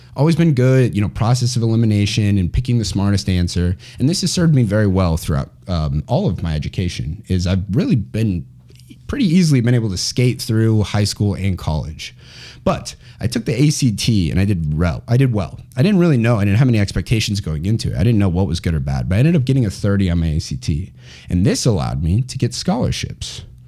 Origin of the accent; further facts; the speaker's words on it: Chandler, Arizona, United States; I grew up in Chandler, Arizona, which is where I am right now